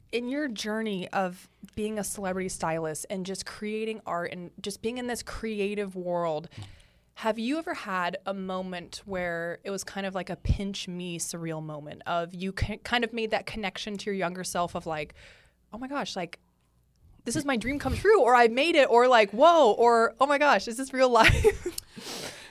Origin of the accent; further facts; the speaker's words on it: San Francisco, California, United States; moved away as an adult; now in Los Angeles, United States; I'm from the Bay Area